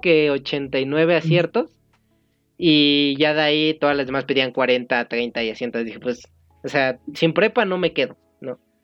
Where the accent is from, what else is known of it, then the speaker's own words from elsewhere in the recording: State of Mexico, Mexico; yo soy del Estado de México